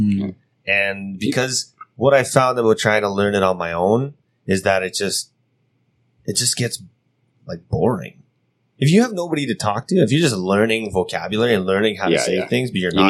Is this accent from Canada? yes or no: yes; Canada; moved away as an adult; now in Siheung, South Korea; I can speak French because I'm from Canada.